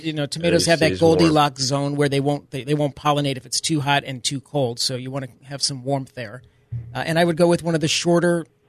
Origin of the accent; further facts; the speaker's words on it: New York, United States; accent: New York; My New York accent